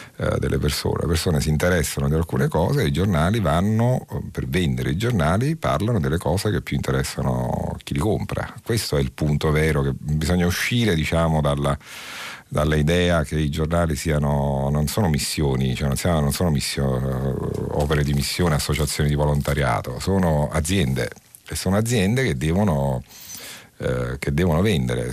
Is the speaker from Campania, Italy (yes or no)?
yes; Naples, Campania, Italy; accent: Neapolitan; il mio accento che riconoscerete essere di quelle parti